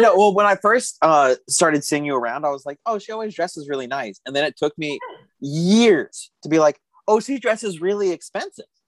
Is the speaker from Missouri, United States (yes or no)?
no; Arizona, United States; moved away; I'm from Arizona